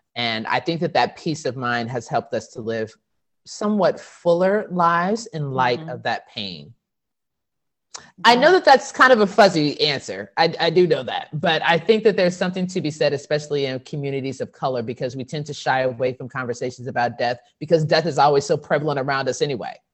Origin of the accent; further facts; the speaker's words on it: Texas, United States; I'm from Texas and my whole family's been from Texas since forever